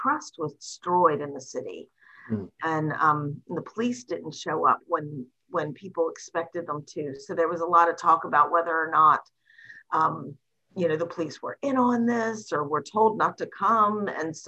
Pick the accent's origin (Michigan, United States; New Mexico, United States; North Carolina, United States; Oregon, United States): North Carolina, United States; Greensboro; I grew up in Greensboro, North Carolina.